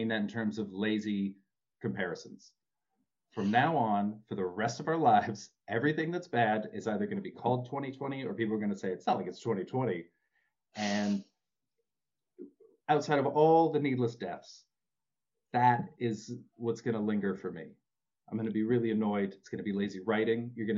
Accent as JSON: {"language": "English", "region": "Rocky Mountains", "country": "United States", "said": "I love mountains. I love a good scenic view. I'm from the Rockies."}